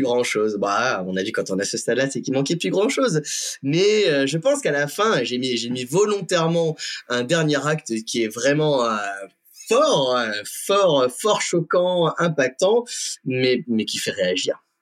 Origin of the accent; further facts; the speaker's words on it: Compiègne, Hauts-de-France, France; moved away; also born or lived in Florida; la Compiègne, donc ma, ma terre natale, hein, je suis toujours très content d'y revenir